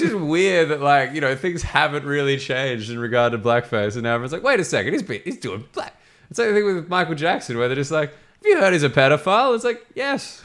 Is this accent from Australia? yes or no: yes; Sydney, New South Wales, Australia; accent: educated Australian; now in London, United Kingdom; I'm from Sydney